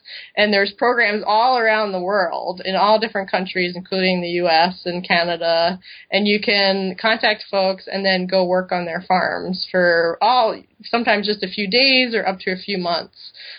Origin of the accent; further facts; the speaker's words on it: East Coast, United States; now in Madison, United States; which I didn't know because I grew up in the East Coast. I knew nothing about the Midwest. So we ended up in Madison, and that was 12 years ago, and we still live there.